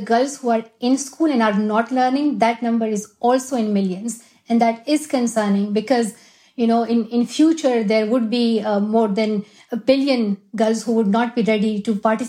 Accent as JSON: {"language": "English", "area": "Swat Valley", "region": "Khyber Pakhtunkhwa", "country": "Pakistan", "also_born_or_lived": "Shangla", "moved": "yes", "said": "I definitely want to go to Pakistan. That is my home country. And I love where I'm from, Swat Valley"}